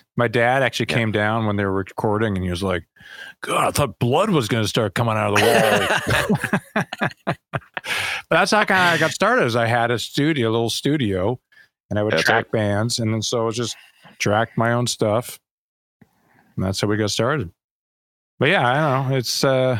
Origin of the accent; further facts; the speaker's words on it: Canada; growing up in Canada, it's like there's really only two things you do. It's cold all the time.